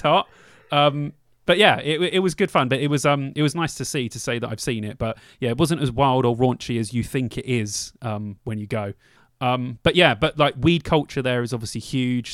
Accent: London, United Kingdom; moved away; I'm from London

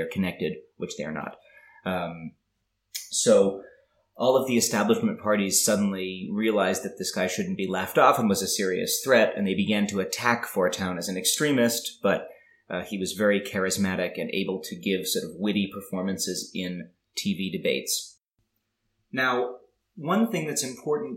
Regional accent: United States; I come from America

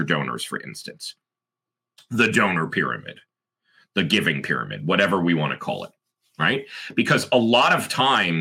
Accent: United States; I'm American

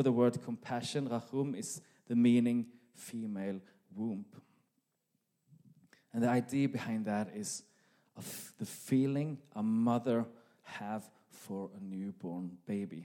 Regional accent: Norway; accent: Norwegian; now in Sweden; my Norwegian accent

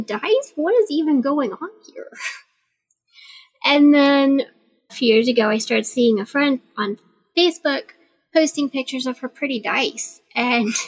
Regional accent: Deep South, United States; I grew up in the Deep South

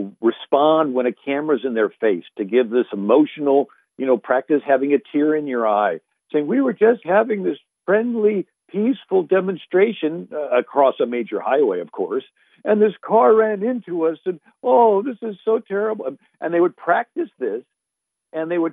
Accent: St. Louis, Missouri, United States; moved away; I'm originally from St. Louis, 30 miles from Ferguson

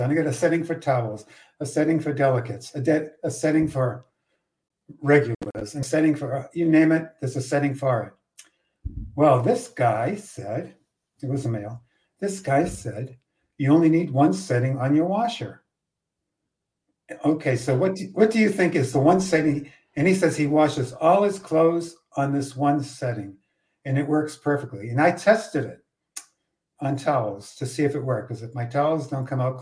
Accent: near Boston, Massachusetts, United States; accent: Boston; now in Texas, United States; I hear my Boston accent. I grew up near Boston

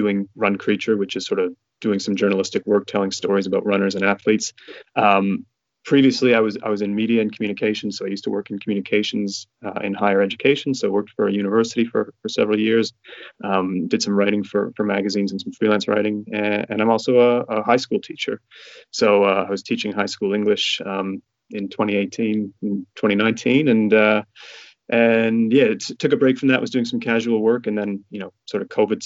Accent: Toronto, Ontario, Canada; moved away as an adult; also born or lived in Ottawa, Canada; now in Wollongong, Australia; I was born and raised in Toronto and grew up there

